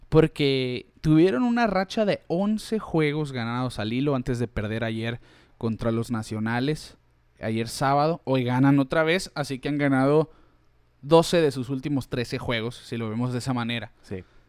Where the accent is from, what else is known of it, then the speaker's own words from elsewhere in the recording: Mexico; nosotros que somos mexicanos